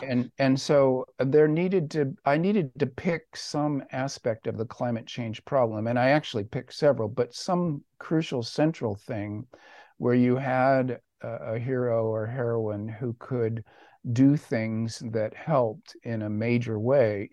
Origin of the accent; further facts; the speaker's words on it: United States; I am an American